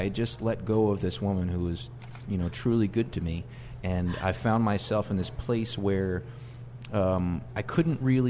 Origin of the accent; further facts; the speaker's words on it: New Orleans, Louisiana, United States; also born or lived in Houston, Texas; I was back in New Orleans before I was 1 year old.